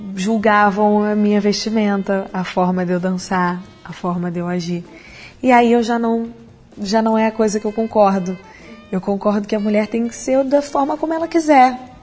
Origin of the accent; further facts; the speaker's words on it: Brazil; a gente é brasileiro e eu tô aqui com pessoas do mundo inteiro